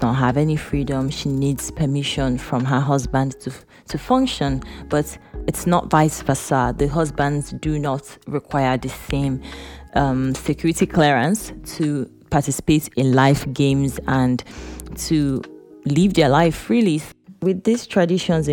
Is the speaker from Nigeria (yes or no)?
yes; eastern Nigeria, Nigeria; Growing up in Eastern Nigeria, where the male child is very valuable, my dad had 5 girls and no son.